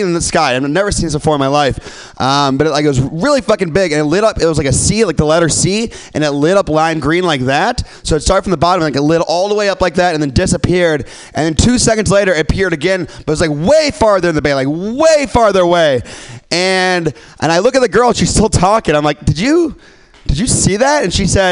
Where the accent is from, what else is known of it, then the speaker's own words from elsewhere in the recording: Midwest, United States; now in San Francisco, United States; I'm from the Midwest